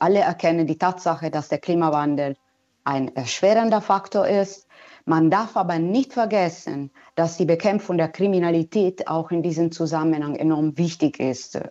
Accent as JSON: {"language": "German", "country": "Italy", "second_language": "German", "moved": "yes", "said": "wir Italiener"}